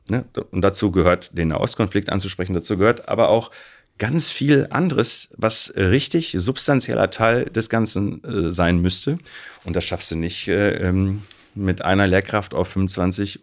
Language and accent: German; Recklinghausen, North Rhine-Westphalia, Germany; ich bin in Recklinghausen aufgewachsen